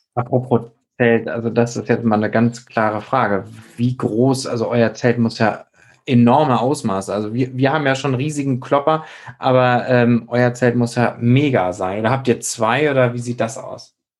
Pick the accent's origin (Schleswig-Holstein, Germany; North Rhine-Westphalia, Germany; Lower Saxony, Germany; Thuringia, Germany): Schleswig-Holstein, Germany; near Flensburg; da, wo ich herkomme, aus der Nähe von Flensburg